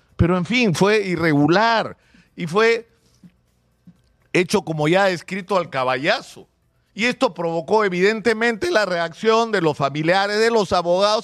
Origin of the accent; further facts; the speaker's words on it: Peru; su condición de peruano con todos los defectos y limitaciones que tenemos